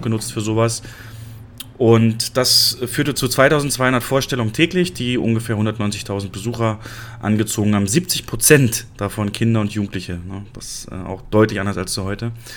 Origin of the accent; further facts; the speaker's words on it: near Cottbus, Brandenburg, Germany; in der Nähe meiner Heimat in Cottbus